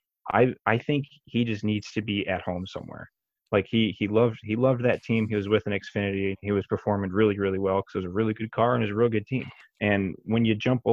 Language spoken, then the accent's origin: English; Brooklyn, Michigan, United States; also born or lived in Tecumseh, Michigan; I grew up in Brooklyn, Michigan, right next to the track